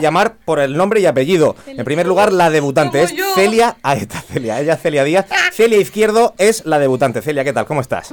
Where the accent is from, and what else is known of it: Vega Baja, Valencian Community, Spain